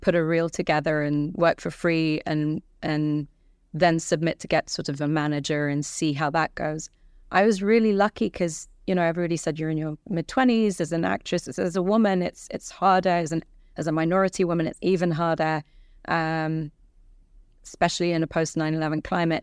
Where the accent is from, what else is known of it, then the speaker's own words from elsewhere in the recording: London, United Kingdom; also born or lived in Iran; And so I grew up in London in council flats and bed and breakfasts